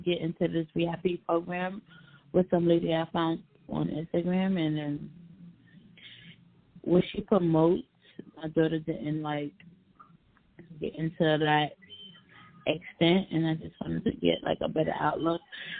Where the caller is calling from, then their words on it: Pennsylvania, United States; I'm calling from Pennsylvania.